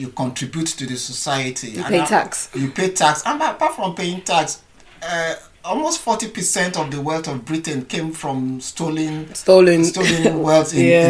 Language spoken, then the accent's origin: English; Nigeria; one of the things as a Nigerian or as Africans, that we're very resilient people. Our weather can be harsh sometimes, you know, the sun sometimes gets to 45 to 50 degrees and we still survive.